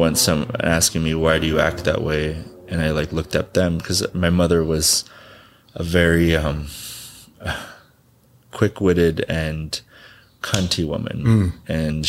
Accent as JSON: {"language": "English", "region": "Southern California", "country": "United States", "tie": "born or raised there", "also_born_or_lived": "Quiroga, Michoacán, Mexico", "moved": "yes", "lives_now": "New York, United States", "said": "I grew up in Southern California"}